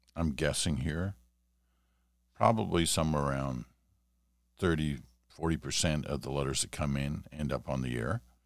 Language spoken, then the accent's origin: English; Ottawa, Ontario, Canada; I was growing up in Ottawa, and I would have been like seven or eight years old